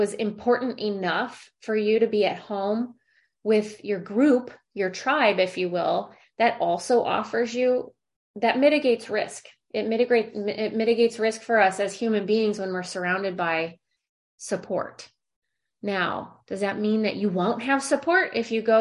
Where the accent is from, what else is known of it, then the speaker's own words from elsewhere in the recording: St. Louis, Missouri, United States; moved away as an adult; now in California, United States; I'm from St. Louis and I live in California